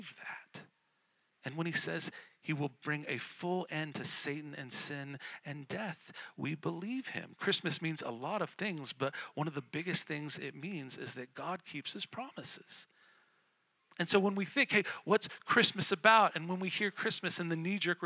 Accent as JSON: {"language": "English", "town": "Colorado Springs", "region": "Colorado", "country": "United States", "tie": "born or raised there", "said": "I grew up in Colorado Springs"}